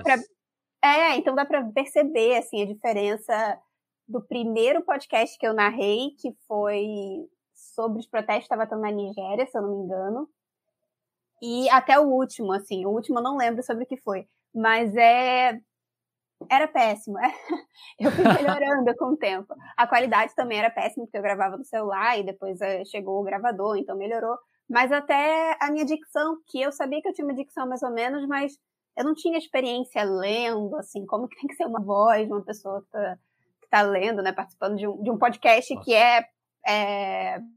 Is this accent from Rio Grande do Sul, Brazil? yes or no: no; Rio de Janeiro, Brazil; accent: carioca; eu sou carioca, acho que as pessoas vão perceber pelo sotaque. É, eu nasci e fui criada no subúrbio do Rio de Janeiro